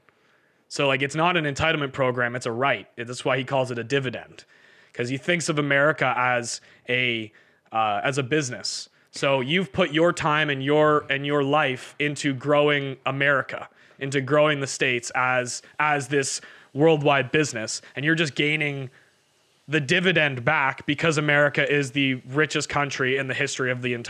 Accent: Canada; we're from Canada

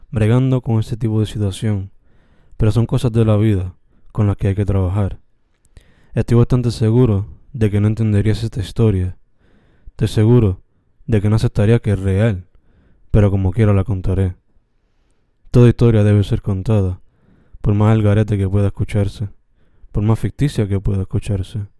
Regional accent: Sabana Grande, Puerto Rico; en mi pequeño y bello pueblo de Sabana Grande. Por lo regular, mi pueblo es uno bien tranquilo.

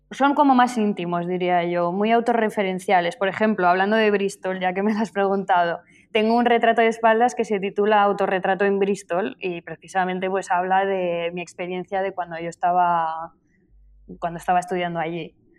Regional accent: Zaragoza, Aragon, Spain; moved away as an adult; now in Barcelona, Spain; habéis dicho que soy de Zaragoza y sí, pero yo vivo en Barcelona desde hace ya 15 años, me parece, porque vine aquí a los 18 a Barcelona a estudiar

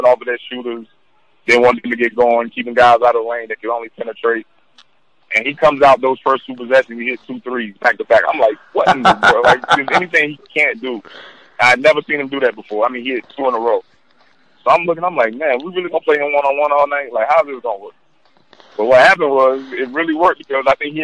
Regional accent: North Carolina, United States; growing up in North Carolina

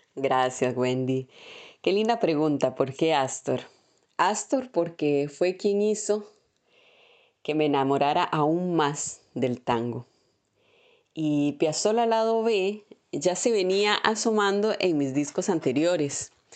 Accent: Moravia, San José, Costa Rica; moved away as an adult; now in Buenos Aires, Argentina; yo vengo de un pueblo de allá de, Moravia y llegar a una gran ciudad como es Buenos Aires

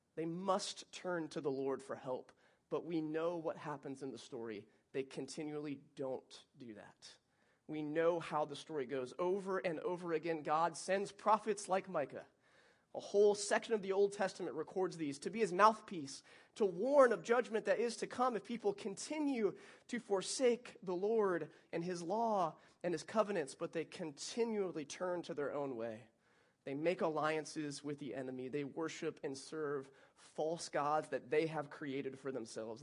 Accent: Alma, Michigan, United States; now in Lakeland, United States; that was my hometown. Very small

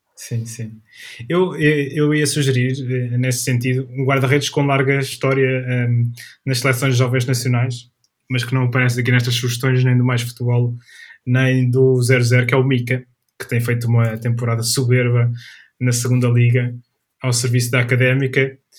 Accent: Coimbra, Centro, Portugal; eu sou natural de, sou natural da cidade de Coimbra

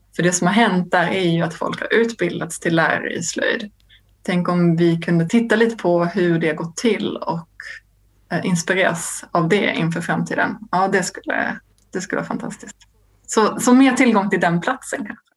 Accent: Lund, Skåne, Sweden; Jag kommer från Lund där jag växte upp

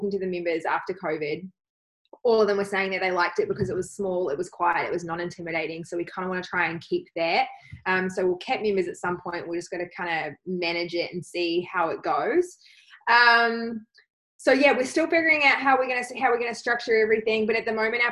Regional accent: New Zealand; now in Australia; Being a Kiwi citizen

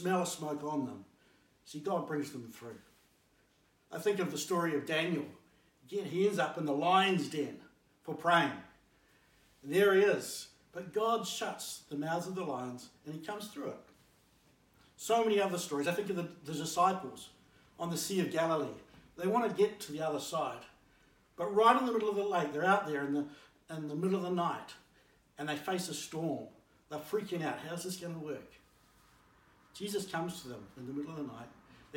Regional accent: Blenheim, Marlborough, New Zealand; as an 8-year-old growing up in Blenheim

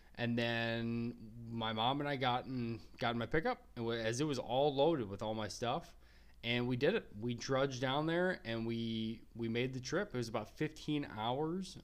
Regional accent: Minnesota, United States; also born or lived in Wyoming; my home state of Minnesota

